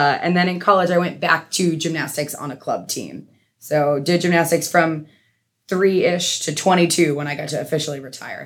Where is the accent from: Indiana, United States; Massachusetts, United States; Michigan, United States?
Massachusetts, United States; I grew up in Massachusetts